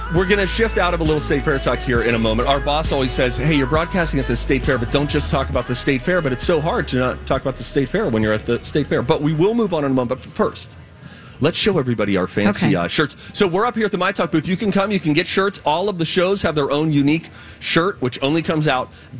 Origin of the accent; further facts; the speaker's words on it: Pennsylvania, United States; now in Minnesota, United States; my home state of Pennsylvania